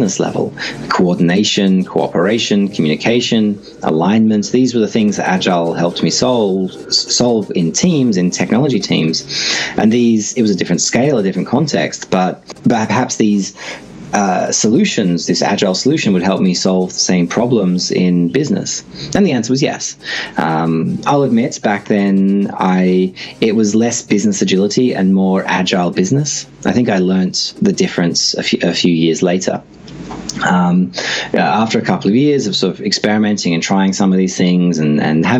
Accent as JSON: {"language": "English", "town": "Sydney", "region": "New South Wales", "country": "Australia", "tie": "born or raised there", "also_born_or_lived": "Singapore / Brisbane", "moved": "yes", "lives_now": "Melbourne, Australia", "said": "I grew up in Sydney"}